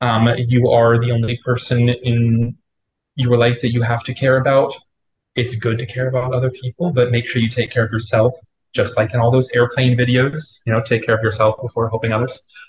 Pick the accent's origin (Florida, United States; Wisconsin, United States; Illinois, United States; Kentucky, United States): Florida, United States; moved away as an adult; I'm from Florida